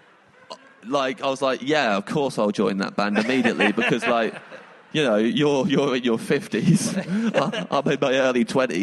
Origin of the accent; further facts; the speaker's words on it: England, United Kingdom; I'm English